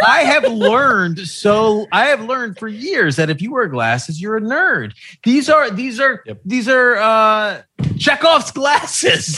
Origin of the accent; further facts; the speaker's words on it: New York, United States; I'm from New York.